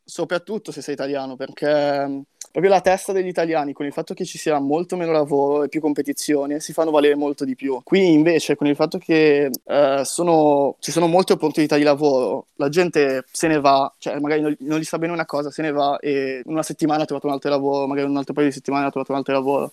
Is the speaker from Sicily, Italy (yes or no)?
no; Milan, Lombardy, Italy; moved away as an adult; crescendo in Italia o comunque non so se è la periferia di Milano